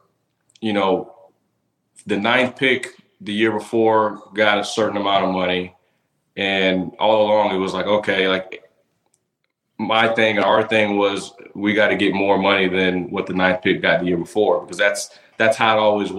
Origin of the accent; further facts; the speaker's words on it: Tampa, Florida, United States; right here in my hometown of Tampa